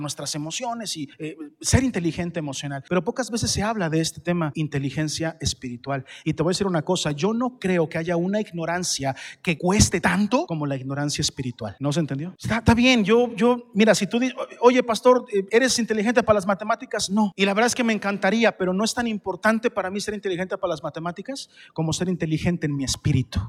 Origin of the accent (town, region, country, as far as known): Mexico